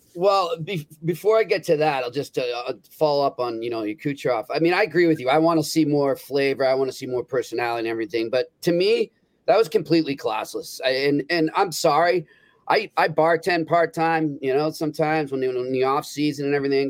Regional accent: New England, United States; growing up in New England

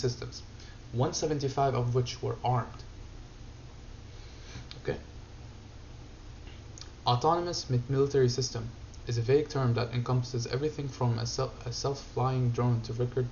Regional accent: Syria; moved away; I grew up in Syria

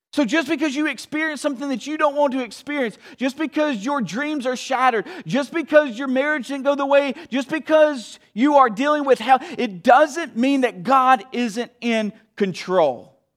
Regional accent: the South, United States; now in Wheaton, United States; I'm from the South

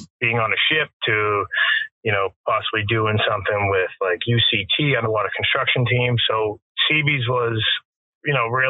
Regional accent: Wakefield, Massachusetts, United States; I was born and raised in Wakefield, Massachusetts

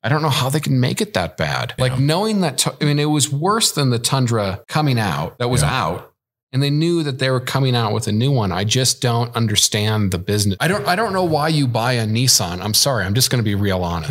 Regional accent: Midwest, United States; I'm from the Midwest.

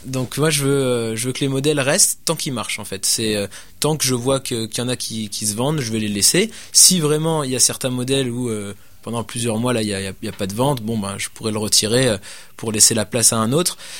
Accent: France; now in Quebec City, Canada; Étant donné que je suis français, j'avais, j'avais des connaissances, euh, des connaissances en France

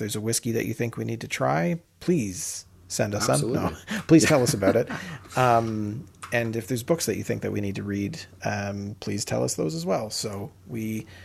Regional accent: Canada; we're Canadian

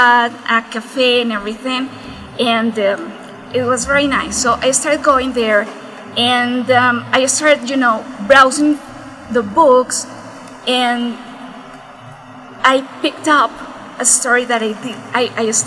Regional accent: Bogota, Colombia; also born or lived in Dallas, Texas; I grew up here in Bogota

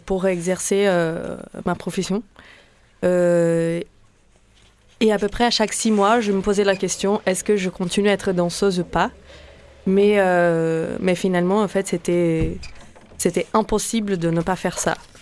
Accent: Brazil; French is a second language; moved away as an adult; now in Marseille, France; je viens du Brésil, donc euh, j'ai vécu 28 euh, ans là-bas

